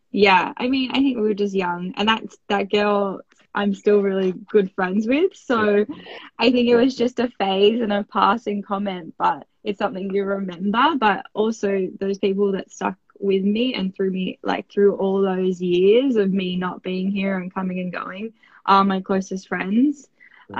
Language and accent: English; Australia; I am an Australian Winter Olympian.